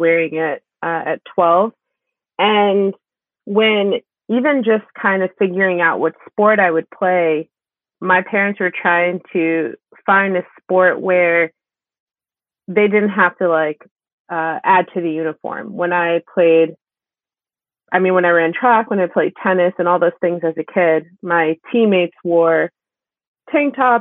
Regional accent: Maplewood, New Jersey, United States; I grew up in a town called Maplewood

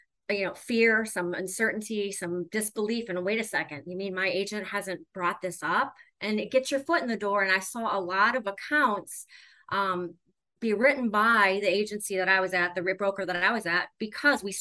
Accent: Cleveland, Ohio, United States; So I'm born and raised in Cleveland. I still live here.

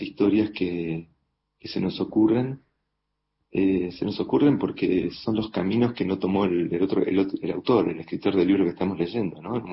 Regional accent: Argentina; moved away as an adult; Yo me fui de Argentina ya hace casi 20 años

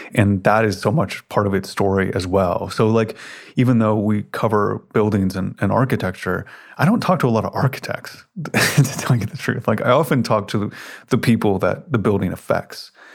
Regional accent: Memphis, Tennessee, United States; moved away; I spent a lot of time growing up in Memphis, Tennessee

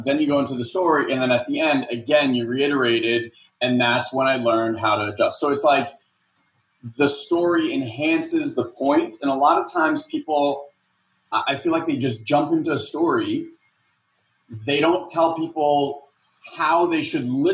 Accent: New Jersey, United States; also born or lived in Fair Lawn, New Jersey; I'm from New Jersey

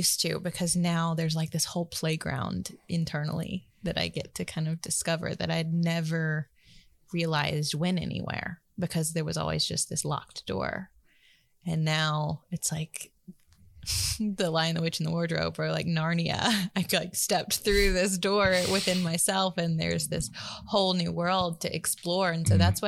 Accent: the South, United States; growing up in the South, we had a lot of thunderstorms

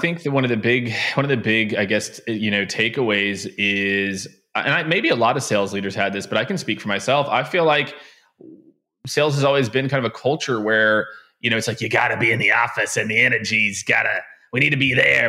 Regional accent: Kansas City, Missouri, United States; moved away as an adult; also born or lived in Tampa / Phoenix / San Francisco / New York; I grew up in Kansas City

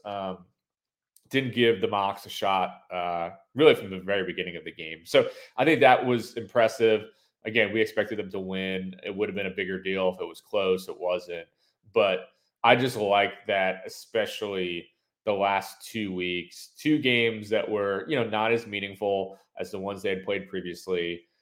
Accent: Northeast, United States; now in Alabama, United States; growing up in the Northeast and then moving down south, having lived here for, you know, 12, 13 years at this point

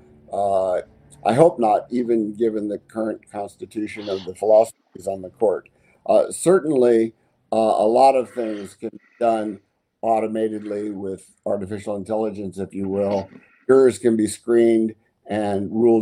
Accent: Florida, United States; I grew up in Florida.

